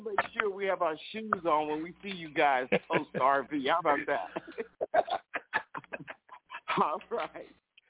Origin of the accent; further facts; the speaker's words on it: Texas, United States; I'm hearing from some of my fellow Texans right here in this area